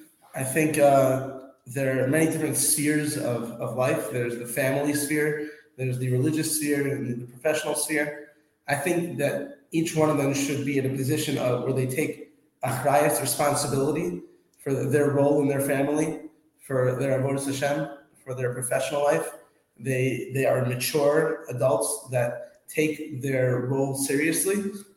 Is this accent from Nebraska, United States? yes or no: no; Scarsdale, New York, United States; now in Florida, United States; So I grew up in Westchester, in Scarsdale.